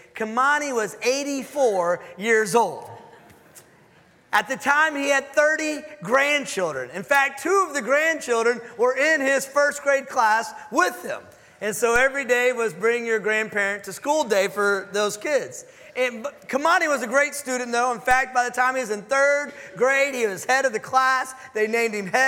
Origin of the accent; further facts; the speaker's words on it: Dallas, Texas, United States; moved away as an adult; now in Houston, United States; I'm from Dallas, but we're in Houston